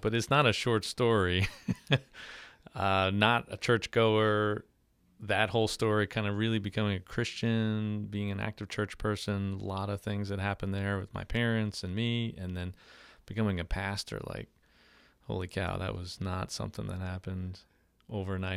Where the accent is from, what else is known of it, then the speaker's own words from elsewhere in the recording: Long Island, New York, United States; moved away as an adult; now in Slidell, United States; I'm originally from New York, born and raised Long Island, New York